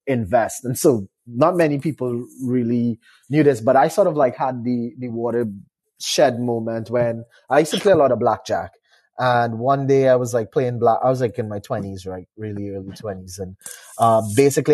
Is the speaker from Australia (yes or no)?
no; Trinidad & Tobago; moved away as an adult; now in Canada; I'm from a small Caribbean island called Trinidad and Tobago